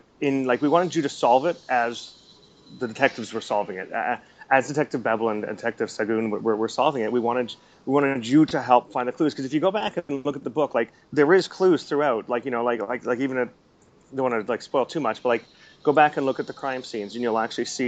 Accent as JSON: {"language": "English", "country": "Canada", "moved": "as an adult", "lives_now": "Singapore", "said": "I'm a Canadian who's now living in Singapore overseas"}